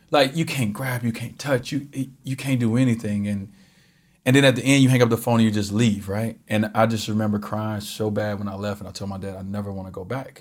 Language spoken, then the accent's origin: English; Chicago, Illinois, United States; moved away; I grew up in Chicago